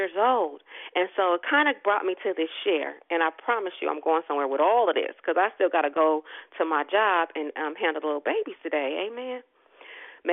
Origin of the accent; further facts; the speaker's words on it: Richmond, Virginia, United States; I am another peculiar chick born and raised in Gotham City, Richmond, and you really can't get no more Richmond than being born at Richmond Hospital